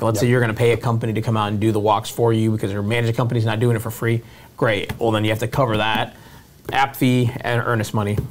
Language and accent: English; Florida, United States; I grew up in Florida, had a lot of friends from there.